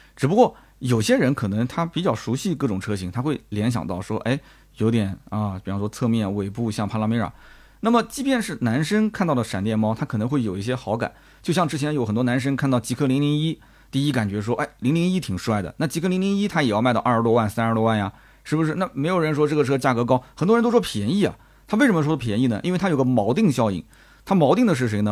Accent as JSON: {"language": "Chinese", "country": "China", "said": "我们中国人来讲"}